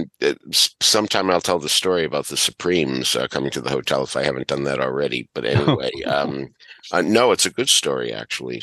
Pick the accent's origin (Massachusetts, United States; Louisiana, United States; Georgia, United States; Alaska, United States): Massachusetts, United States; Boston; my growing up in Boston